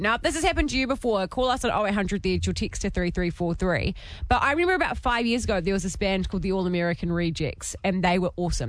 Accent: New Zealand; accent: Kiwi; my Kiwi accent

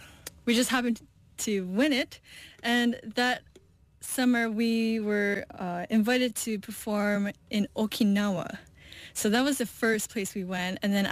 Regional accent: Hawaii, United States; So we kind of have that in our community as growing up in Hawaii.

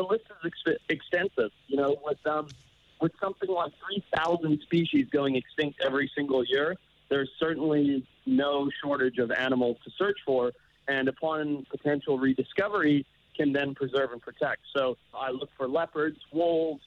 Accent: Zimbabwe; I grew up in Zimbabwe as the son of a safari business owner

